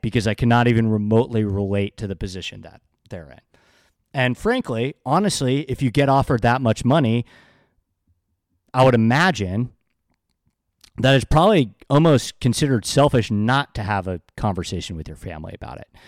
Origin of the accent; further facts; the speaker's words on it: New York, United States; I grew up in New York